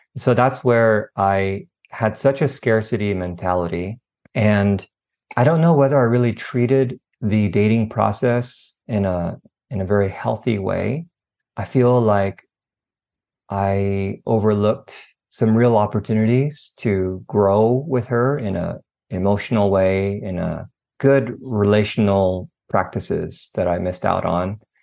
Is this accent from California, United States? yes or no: yes; Northern California, United States; moved away as an adult; now in Southern California, United States; born and raised in California, um, Northern California, actually.